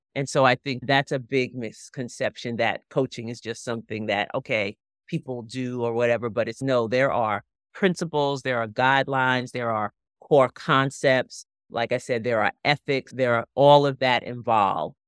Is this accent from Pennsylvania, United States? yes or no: no; Long Island, New York, United States; moved away; also born or lived in Chesapeake Bay area; I grew up on Long Island, right, so all, I grew up ten, fifteen minutes from the beach, that was my whole life.